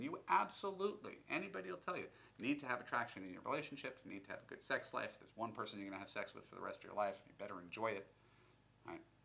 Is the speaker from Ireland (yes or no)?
no; United States; being American